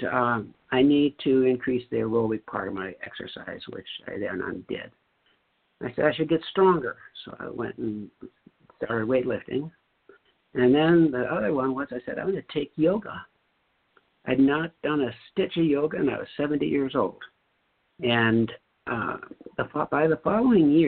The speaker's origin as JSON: {"language": "English", "region": "North Dakota", "country": "United States", "tie": "born or raised there", "said": "I grew up in North Dakota"}